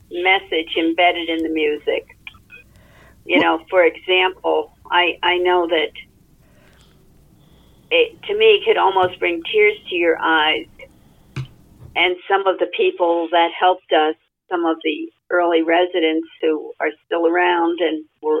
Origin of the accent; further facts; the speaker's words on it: New Jersey, United States; moved away; I grew up in New Jersey